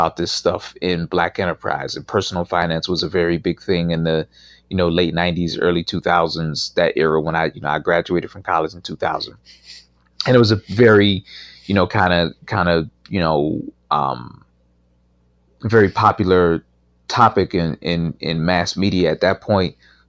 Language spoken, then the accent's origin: English; Pittsburgh, Pennsylvania, United States; So I grew up in Pittsburgh, and you know, it wasn't a place even though I moved back, I live here now, but it's a very different place today than it was 25 years ago when I left it.